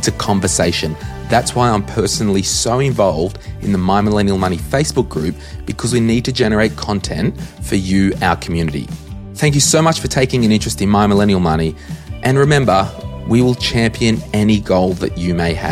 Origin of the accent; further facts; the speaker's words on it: Australia; we're Australian